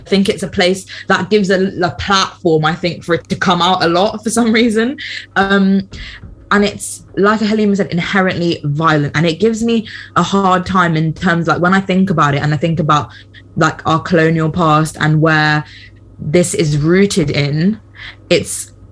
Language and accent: English; Slough, South East England, United Kingdom; moved away as an adult; also born or lived in Liverpool; being here in Slough where everyone was brown